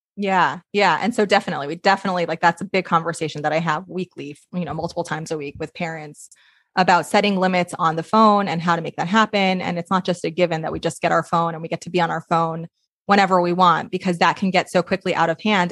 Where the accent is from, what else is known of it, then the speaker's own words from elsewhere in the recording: New York, United States; moved away as an adult; now in Portland, United States; I'm from New York originally, so I'm in Portland now